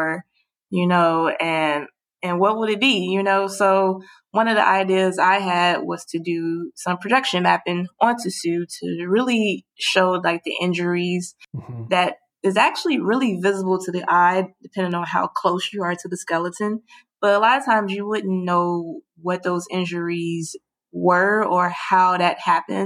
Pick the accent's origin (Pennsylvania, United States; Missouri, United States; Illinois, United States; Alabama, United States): Illinois, United States; Chicago; also born or lived in New York; I moved back to Chicago because that's my hometown